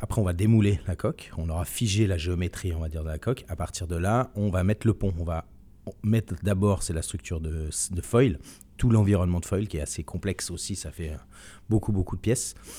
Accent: Switzerland; moved away as an adult; now in France; je suis suisse de, de nationalité. J'ai vécu toute mon enfance en Suisse

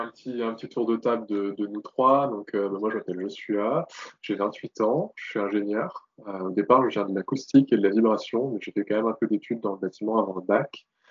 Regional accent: Metz, Grand Est, France; je suis originaire de Metz, enfin, de la banlieue de Metz

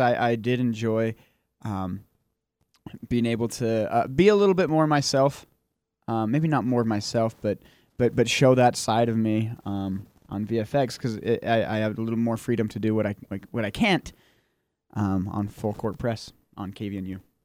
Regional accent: Utah, United States; now in Logan, United States; I'm from Utah, but my hometown is out of the reach of these airwaves

